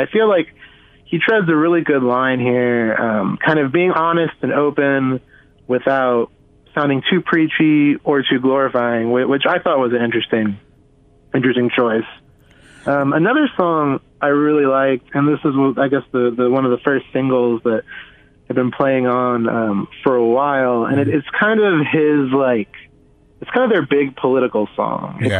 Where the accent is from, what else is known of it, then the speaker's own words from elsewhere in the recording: Houston, Texas, United States; I'm from I'm from Houston